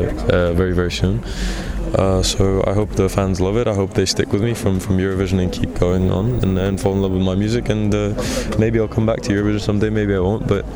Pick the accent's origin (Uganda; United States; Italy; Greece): Greece; I was born and raised in Greece and always been going to international schools.